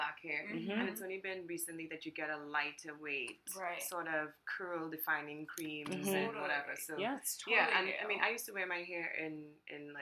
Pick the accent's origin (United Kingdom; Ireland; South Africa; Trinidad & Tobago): Trinidad & Tobago; now in United States; growing up in Trinidad was totally different